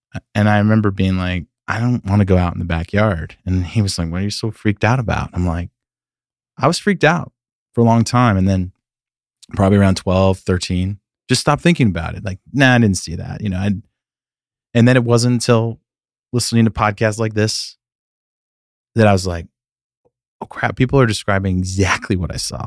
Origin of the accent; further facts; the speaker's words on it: Sacramento, California, United States; moved away as an adult; now in Nashville, United States; I grew up in Northern California, the suburbs of, of Sacramento